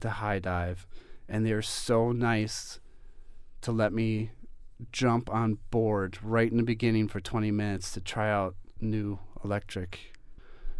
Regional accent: Cleveland, Ohio, United States; moved away as an adult; now in Denver, United States; I'm from Cleveland, Ohio, and I moved here like 5 years ago

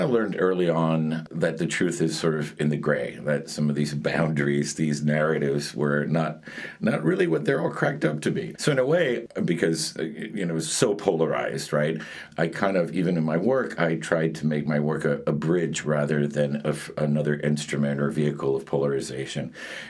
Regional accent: Miami, Florida, United States; also born or lived in Madrid, Spain / New York City, United States; My mother left Cuba 7 months pregnant with me, and I was born in Madrid, and 45 days after my birth, we emigrated to the United States. And when we were four, we moved from New York City to Miami.

